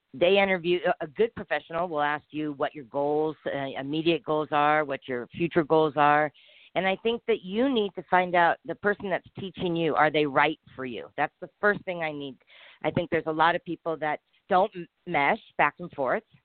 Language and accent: English; San Diego, California, United States; I came from San Diego, California